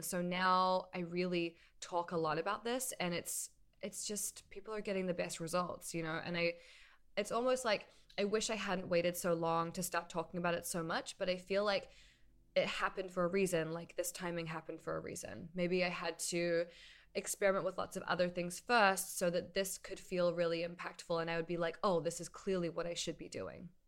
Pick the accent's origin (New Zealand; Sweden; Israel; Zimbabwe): New Zealand; also born or lived in New York, United States; now in Los Angeles, United States; I'm from New Zealand originally, and I moved to New York in two thousand eight, lived there for ten years, and then moved here to L A.